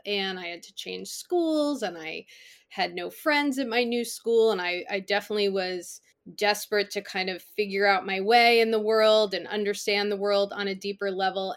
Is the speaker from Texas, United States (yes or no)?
no; Connecticut, United States; I grew up in Connecticut